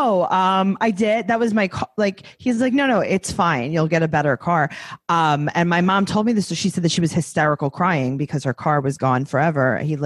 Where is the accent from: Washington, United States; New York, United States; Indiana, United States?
New York, United States; New York City; I'm a New Yorker through and through